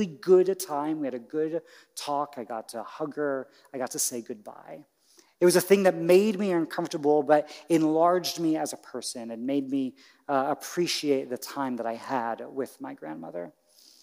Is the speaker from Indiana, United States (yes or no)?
yes; Indiana, United States; moved away; where I grew up in Indiana